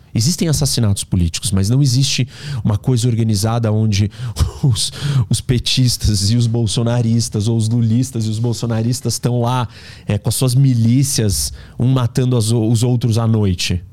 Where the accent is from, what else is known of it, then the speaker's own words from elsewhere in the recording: Brazil; Nós somos brasileiros